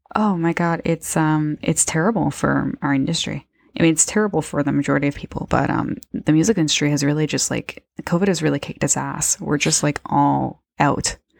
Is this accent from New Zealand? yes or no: no; Niagara, Ontario, Canada; we're both from Niagara